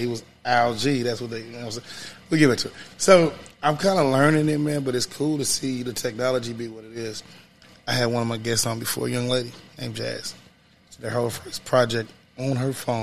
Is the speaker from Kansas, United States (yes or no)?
yes; Kansas City, Kansas, United States; I'm originally from Wyandotte County. When I grew up off 1131 Wood